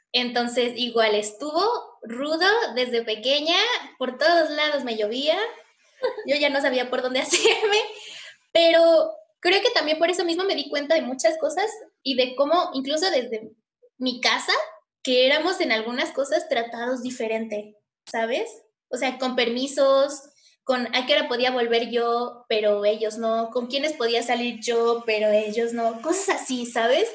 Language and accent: Spanish; Puebla, Mexico; tengo 25 años, soy de Puebla